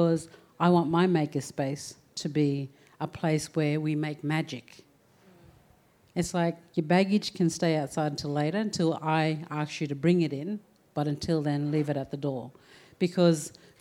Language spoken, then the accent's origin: English; Townsville, Queensland, Australia; also born or lived in Murray Island; I was born in Townsville, but my family come from Murray Island.